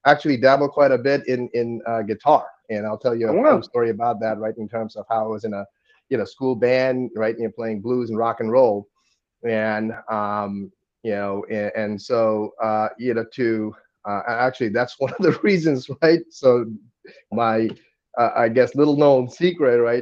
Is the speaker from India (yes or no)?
yes; Kolkata, West Bengal, India; moved away as an adult; now in United States; I was born and went to school there in Don Bosco Park Circus